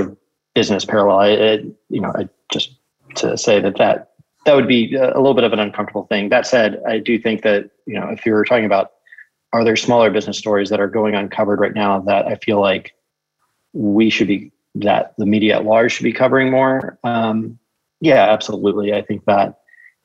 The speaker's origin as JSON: {"language": "English", "town": "Tulsa", "region": "Oklahoma", "country": "United States", "tie": "born or raised there", "said": "I grew up in Tulsa, Oklahoma"}